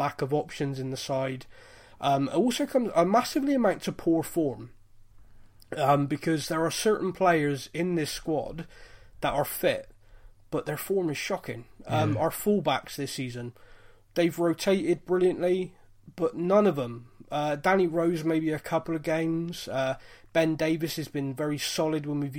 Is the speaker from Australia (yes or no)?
no; Bristol, South West England, United Kingdom; I'm from Bristol. I'm a Bristol rugby fan